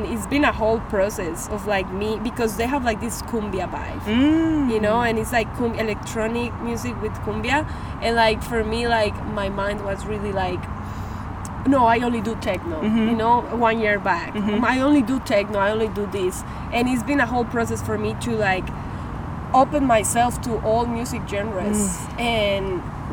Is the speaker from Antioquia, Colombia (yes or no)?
yes; Medellín, Antioquia, Colombia; moved away as an adult; now in Houston, United States; I was born and raised in Medellin, Colombia. I came here 6 years ago